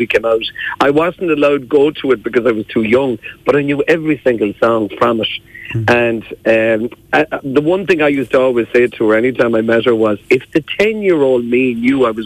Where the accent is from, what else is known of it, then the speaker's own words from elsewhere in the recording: Mayo, Connacht, Ireland; I'm from Mayo.